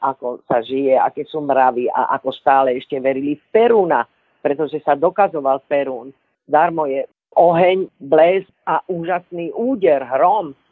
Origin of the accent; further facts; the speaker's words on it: Slovakia; also born or lived in Sofia, Bulgaria; hoci som sa narodila, ako vy hovoríte, v bulharskej Sofii. Mala som len ani neporiadne rok, keď som síce prišla sem, ale vlastné mi je toto